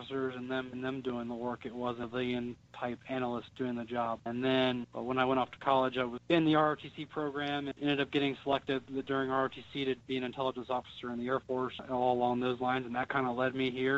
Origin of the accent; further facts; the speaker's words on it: Cincinnati, Ohio, United States; I grew up in Cincinnati